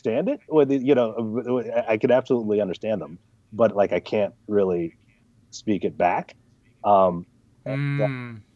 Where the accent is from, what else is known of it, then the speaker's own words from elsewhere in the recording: San Francisco, California, United States; I was born in San Francisco